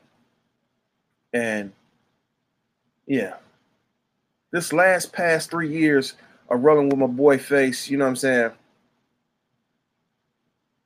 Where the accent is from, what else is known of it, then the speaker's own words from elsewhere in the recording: Michigan, United States; I'm from Michigan